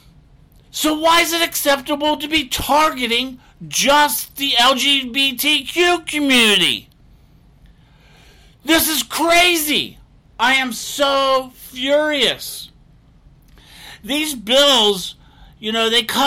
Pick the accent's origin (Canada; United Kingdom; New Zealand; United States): United States; Florida; Florida, my home state